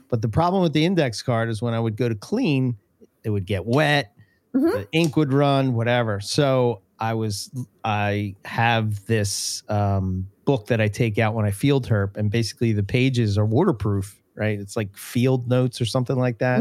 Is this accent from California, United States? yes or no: no; Philadelphia, Pennsylvania, United States; accent: Philadelphia; my Philadelphia accent